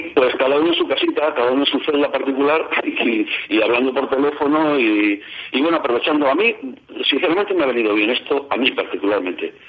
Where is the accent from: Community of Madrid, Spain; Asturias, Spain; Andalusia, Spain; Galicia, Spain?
Community of Madrid, Spain; Madrid; yo nací en el año 50 y a los barrios periféricos de Madrid, donde yo nací, que fue en el barrio de Ventas